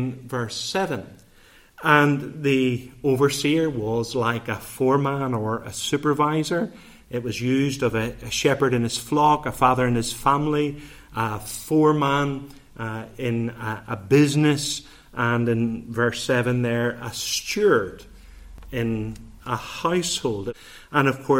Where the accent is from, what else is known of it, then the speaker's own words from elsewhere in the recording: Bangor, Northern Ireland, United Kingdom; growing up in Rosemary Park in Bangor